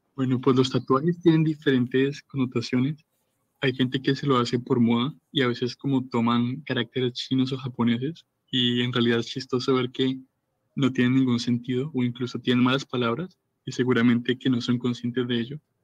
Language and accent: Spanish; Colombia; yo me voy de Colombia a vivir a Corea